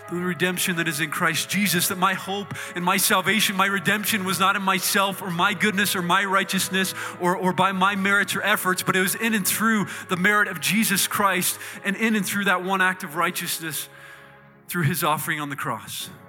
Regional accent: Indiana, United States; I grew up in the Midwest in Indiana.

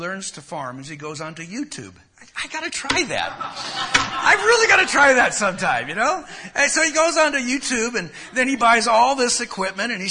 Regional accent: Los Angeles, California, United States; I'm from Los Angeles

